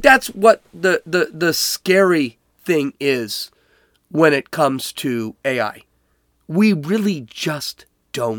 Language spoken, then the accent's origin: English; Chicago, Illinois, United States; I'm from Chicago. I'm from Oak Lawn